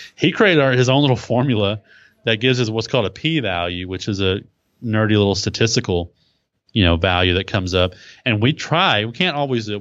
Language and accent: English; Texas, United States; accent: Texas; my Texas accent